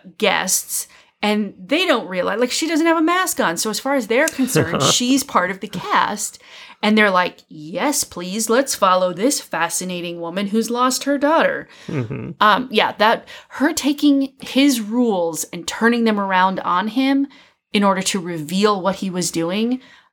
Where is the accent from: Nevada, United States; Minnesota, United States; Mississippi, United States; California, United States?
Minnesota, United States; moved away; I grew up in Minnesota.